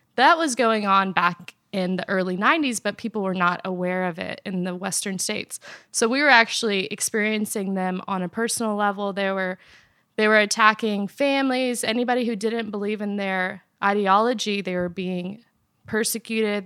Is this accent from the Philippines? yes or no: no; Afghanistan; moved away; I was born in Afghanistan